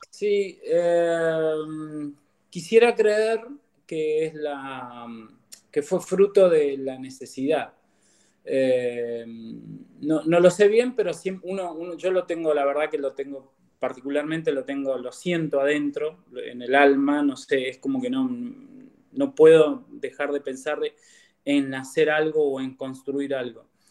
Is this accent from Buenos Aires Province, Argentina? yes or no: no; Comodoro Rivadavia, Chubut, Argentina; also born or lived in El Bolsón, Río Negro; nacido en el Bolsón y viví en el Bolsón hasta mis ocho años. Eh, luego me vine para, Comodoro